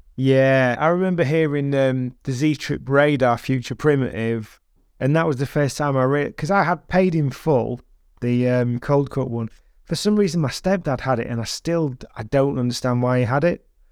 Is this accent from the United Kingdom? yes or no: yes; United Kingdom